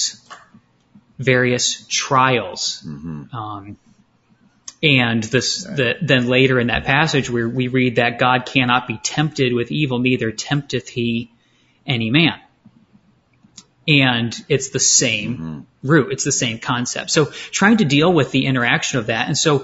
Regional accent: southern Maine, United States; moved away as an adult; also born or lived in Detroit area, Michigan / Greenville, South Carolina; now in Chandler, United States; I was born in the Detroit area, grew up in Maine on the coast of southern Maine

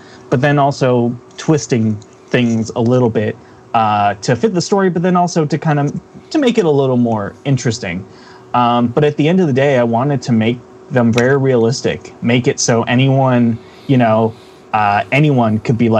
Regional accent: Philadelphia, Pennsylvania, United States; it's my hometown. I love Philadelphia

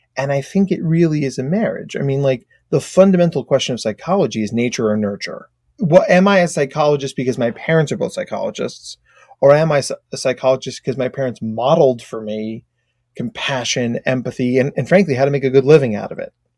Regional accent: United States; accent: very American; also born or lived in Australia; my very American accent

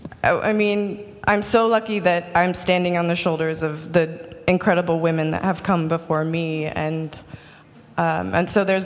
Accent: Utah, United States; I grew up pretty poor in Utah

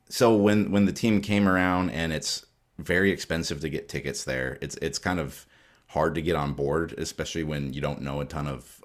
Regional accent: Alaska, United States; moved away; Like I grew up in Alaska

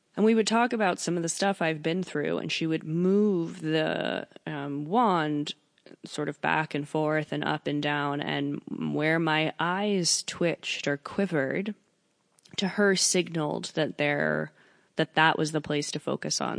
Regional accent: New York, United States; I'm from New York

